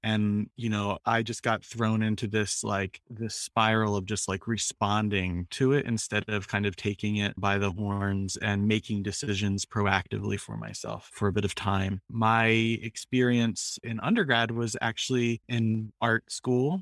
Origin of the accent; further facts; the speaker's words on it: Philadelphia, Pennsylvania, United States; I come from, so in Philadelphia, um, you're either Italian or Irish. and I'm the Irish version